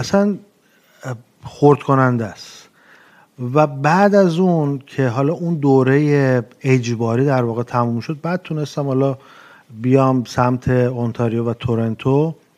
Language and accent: Persian; Iran; moved away as an adult; also born or lived in Montreal, Canada / Edmonton, Canada / Newfoundland, Canada; now in Toronto, Canada; من موقعی که از که از ایران اومدم بیرون سال 2011